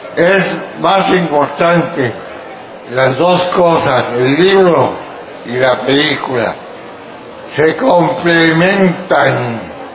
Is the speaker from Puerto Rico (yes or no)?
no; Tabasco, Mexico; yo soy tabasqueño, mi familia es de a Tabasco.